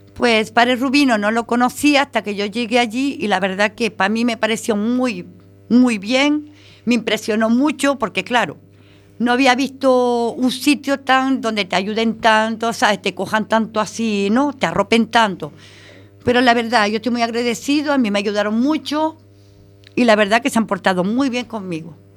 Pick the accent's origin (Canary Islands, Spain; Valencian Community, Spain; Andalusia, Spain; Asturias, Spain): Canary Islands, Spain; Tenerife; now in Galicia, Spain; Las playas de mi tierra son arena negra, que son volcánicas